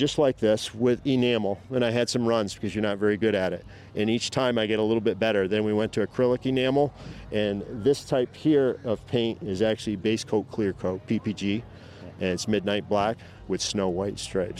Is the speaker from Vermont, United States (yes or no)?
yes; Fairfax, Vermont, United States; I'm from Fairfax, Vermont.